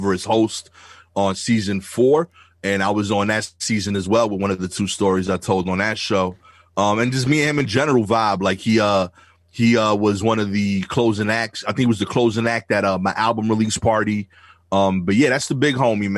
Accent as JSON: {"language": "English", "town": "New York City", "region": "New York", "country": "United States", "accent": "thick Brooklyn", "said": "my thick Brooklyn accent"}